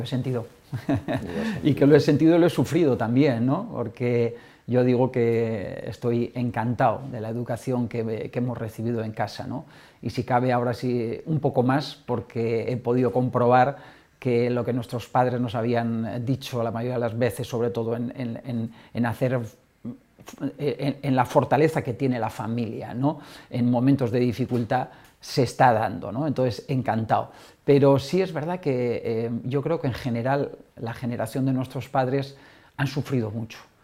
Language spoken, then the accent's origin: Spanish; Navarre, Spain; moved away; mi tierra ¿no? y del equipo de mi tierra, Osasuna